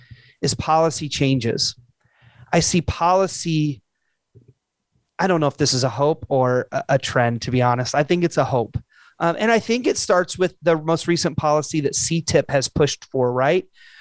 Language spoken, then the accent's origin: English; Illinois, United States; moved away; I'm originally from Illinois.